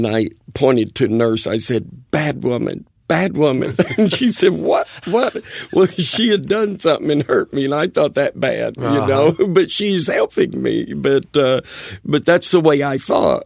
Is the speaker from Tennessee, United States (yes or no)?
yes; Bristol, Tennessee, United States; I was brought up in Bristol, Tennessee, over in East Tennessee